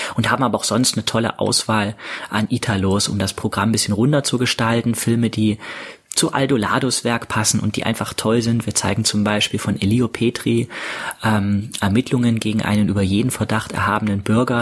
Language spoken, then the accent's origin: German; Jena, Thuringia, Germany; in meiner Heimatstadt in Jena mein eigenes Filmfestival zu veranstalten